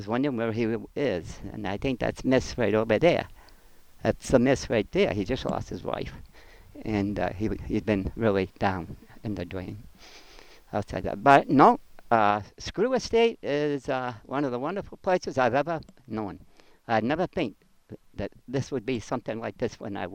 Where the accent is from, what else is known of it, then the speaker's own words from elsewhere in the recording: Auburn, United States; moved away; I'm from Auburn.